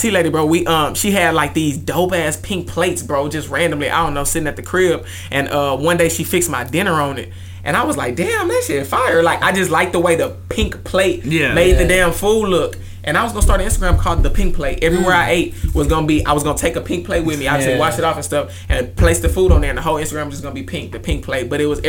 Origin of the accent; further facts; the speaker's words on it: Houston, Texas, United States; But I grew up on Post Oak.